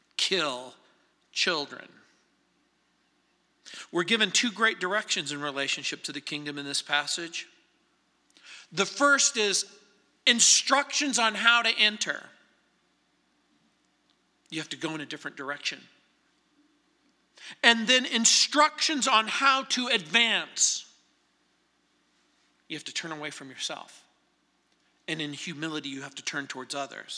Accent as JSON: {"language": "English", "town": "Apple Valley", "region": "California", "country": "United States", "tie": "born or raised there", "moved": "yes", "lives_now": "Littleton, United States", "said": "growing up in Apple Valley, where Roy Rogers and Dale Evans lived"}